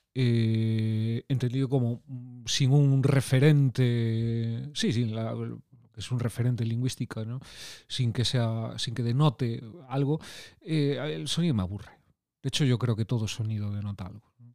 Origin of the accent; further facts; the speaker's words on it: from a town on the Atlantic coast, Galicia, Spain; como buen chico peculiar gallego de un pueblo de la costa atlántica